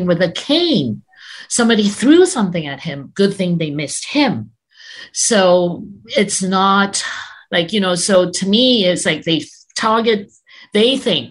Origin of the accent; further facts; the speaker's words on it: Canada; we pride ourselves as being a multicultural country